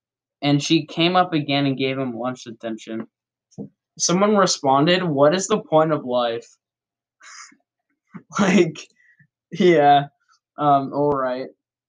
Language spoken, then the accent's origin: English; Brazil; Again, I'm from Brazil